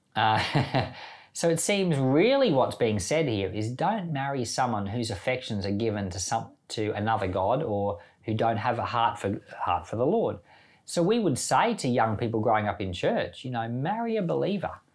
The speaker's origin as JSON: {"language": "English", "country": "Australia", "said": "I'm Australian"}